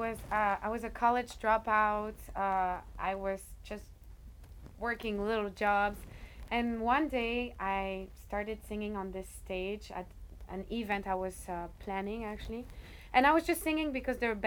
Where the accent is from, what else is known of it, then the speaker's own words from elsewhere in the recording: Côte d’Ivoire; also born or lived in Paris, France; now in Boston, United States; I'm from West Africa, more precisely Côte d'Ivoire, Ivory Coast.